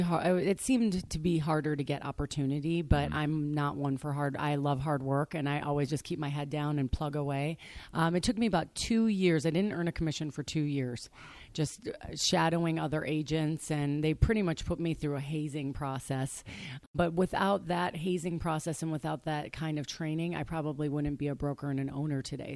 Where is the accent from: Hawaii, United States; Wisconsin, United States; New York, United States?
Wisconsin, United States; Waukesha; moved away as an adult; also born or lived in Arizona; now in Scottsdale, United States; I grew up on a small lake outside of Waukesha, Wisconsin